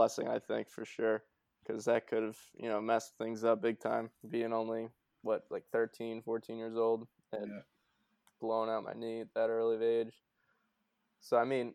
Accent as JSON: {"language": "English", "country": "United States", "tie": "born or raised there", "said": "my hometown's a small town, like on the border of Mass and Round"}